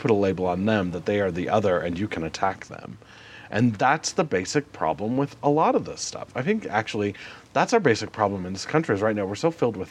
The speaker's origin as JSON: {"language": "English", "region": "Montana", "country": "United States", "tie": "born or raised there", "also_born_or_lived": "Denver", "said": "growing up in Montana"}